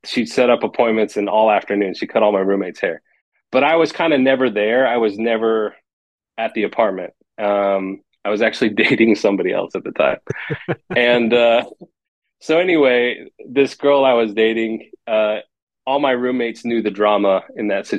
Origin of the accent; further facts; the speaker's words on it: San Diego, California, United States; moved away as an adult; now in Austin, United States; I'm from San Diego, California